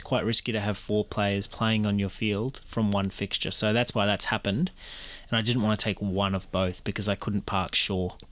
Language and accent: English; New Zealand; as a Kiwi